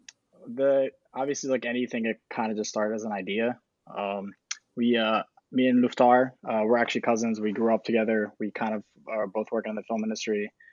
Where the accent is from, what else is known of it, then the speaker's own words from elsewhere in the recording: United States; I am Albanian American. I'm born and raised here